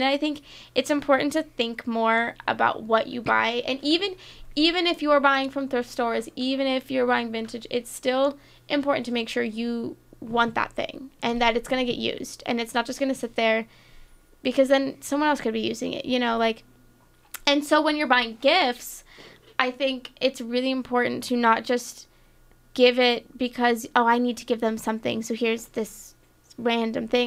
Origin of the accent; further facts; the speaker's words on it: Florida, United States; growing up in Florida, my, my dad, my brother, my family is big fishing people